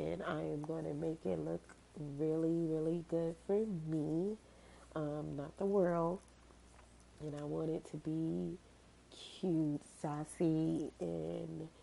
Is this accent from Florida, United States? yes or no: yes; Miami, Florida, United States; I'm from Miami